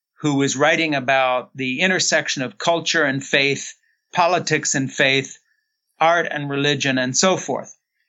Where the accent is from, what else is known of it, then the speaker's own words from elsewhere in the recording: Switzerland; born there; I was born in Switzerland in 1952 to two missionary parents who had come over at the end of the Second World War to work with kids in bombed out cities.